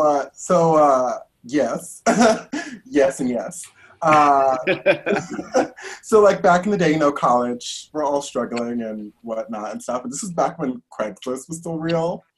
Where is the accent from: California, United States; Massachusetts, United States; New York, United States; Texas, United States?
New York, United States; New York City; I'm actually born and raised in New York. I'm from Brooklyn, uh, born and bred